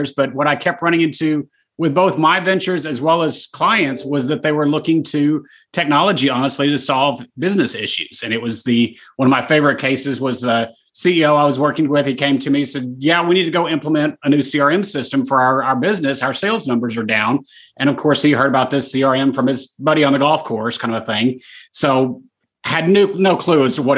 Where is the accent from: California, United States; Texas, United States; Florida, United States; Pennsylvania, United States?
Texas, United States; Dallas; Born and raised, yeah, here forever